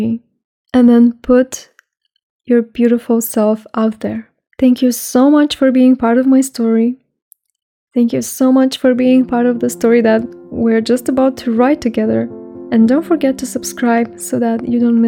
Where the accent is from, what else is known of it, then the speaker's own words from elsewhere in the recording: Romania; I spend more days outside Romania, my home country, than in Romania